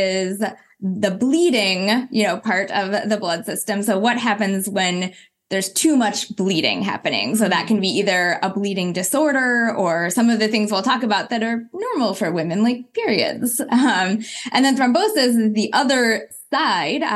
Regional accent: Berkeley, California, United States; I was born in Berkeley, California, to a mom who was, you know, an activist in the 60s.

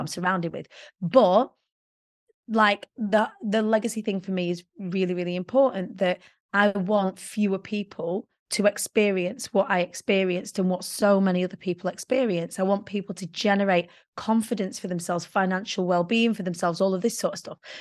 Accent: Preston, North West England, United Kingdom; I was born in the Council of States of Preston.

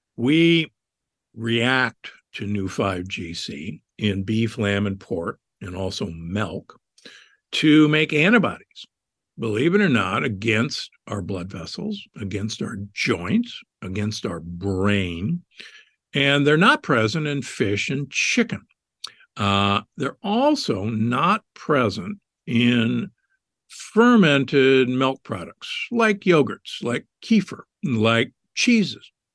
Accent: Omaha, Nebraska, United States; I grew up in Omaha, Nebraska

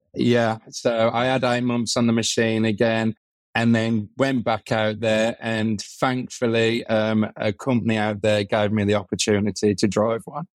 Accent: Birmingham, West Midlands, United Kingdom; I'm from Birmingham

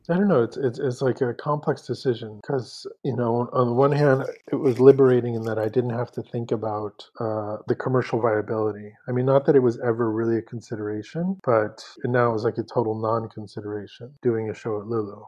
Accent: San Francisco, California, United States; moved away as an adult; also born or lived in New York / Paris / Mexico City; now in Los Angeles, United States; I'm originally from San Francisco, but ended up in New York for my studies in my 20s and then Paris

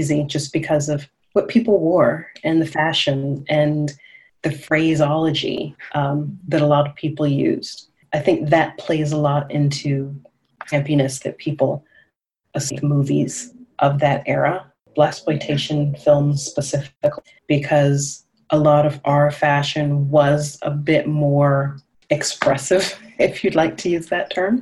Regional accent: the South, United States; I'm from the South as well

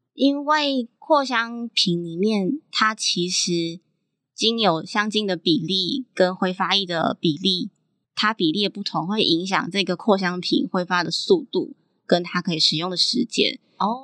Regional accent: Nantou County, Taiwan; 另外一个其实是我是南投出生的小孩

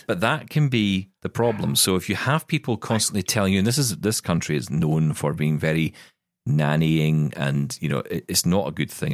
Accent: Scotland, United Kingdom; as a Scottish person

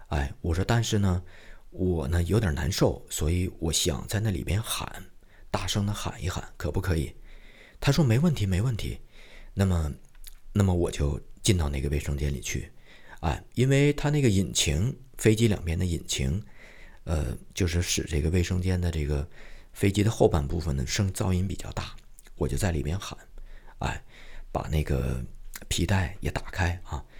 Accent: Shenyang, Liaoning, China; 我的家乡啊，沈阳

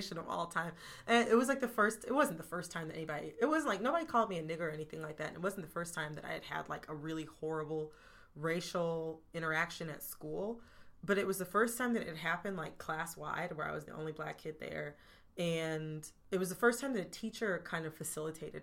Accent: Oakland County, Michigan, United States; I'm from Oakland County

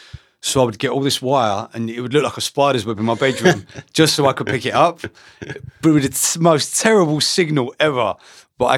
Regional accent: Harlow, East of England, United Kingdom; I grew up in Harlow.

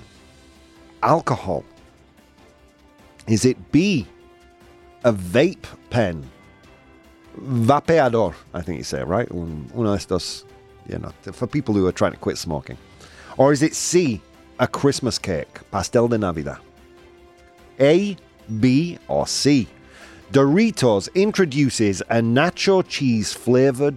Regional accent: United Kingdom; as a British person

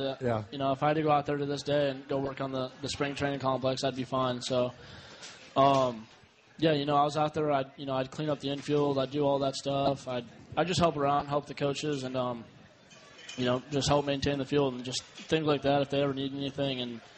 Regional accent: Bradenton, Florida, United States; It's about 3 hours. I mean, it's pretty similar to this, though. You know, you have the beaches, you know, a nice little downtown area like this.

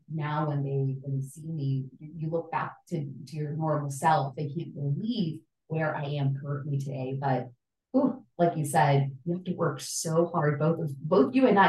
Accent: El Salvador; I grew up in El Salvador in the middle of struggle

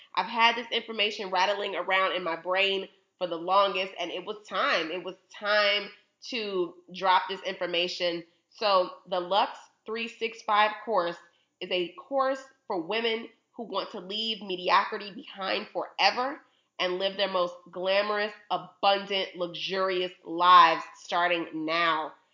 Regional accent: Chicago, Illinois, United States; I'm from Chicago

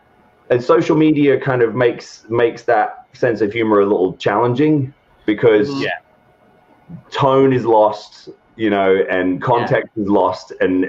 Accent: England, United Kingdom; especially where I grew up in England, it's not the prevailing mentality at all, and I never felt like I fit in there

